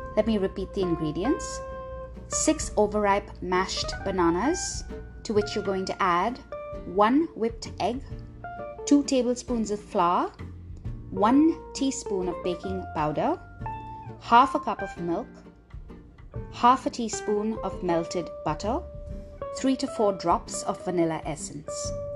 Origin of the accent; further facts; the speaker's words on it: Mumbai, Maharashtra, India; I was raised in Bombay, when people ask what my background is, I say Goan